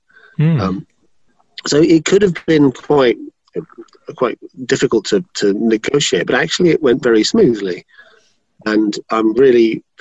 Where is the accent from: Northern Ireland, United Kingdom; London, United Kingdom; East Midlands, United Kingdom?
London, United Kingdom; I grew up in London.